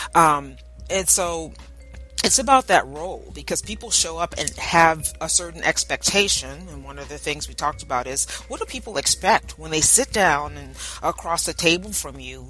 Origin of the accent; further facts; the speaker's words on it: New Orleans, Louisiana, United States; now in Texas, United States; I'm originally from New Orleans